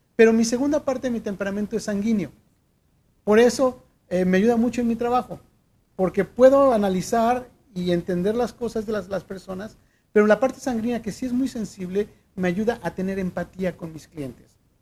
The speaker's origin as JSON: {"language": "Spanish", "country": "Mexico", "said": "soy mexicano"}